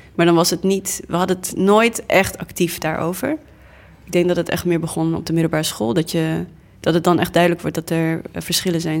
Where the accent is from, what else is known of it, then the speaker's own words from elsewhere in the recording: Groningen, Netherlands; Dutch is a second language; also born or lived in Namibia; now in Amsterdam, Netherlands; kwam dan eh, in, eh, in Groningen op school